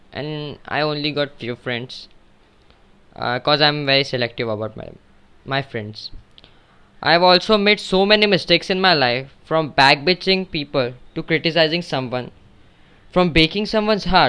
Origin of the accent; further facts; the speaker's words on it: Mumbai, Maharashtra, India; I was born in Mumbai in a very middle class fam